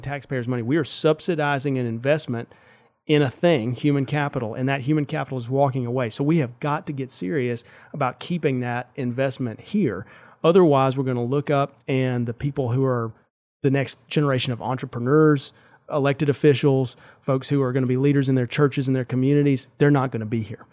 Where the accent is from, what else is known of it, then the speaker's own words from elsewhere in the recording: Sandersville, Mississippi, United States; I grew up in Sandersville, which is a town of seven hundred people